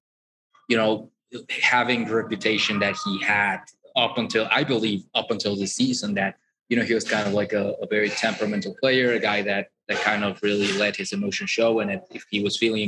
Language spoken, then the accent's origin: English; Puebla, Mexico; with my hometown team